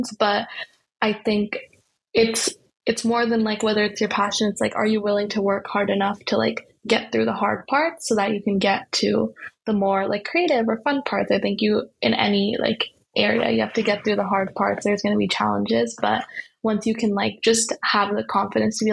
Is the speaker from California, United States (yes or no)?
yes; the Bay Area, California, United States; growing up in the Bay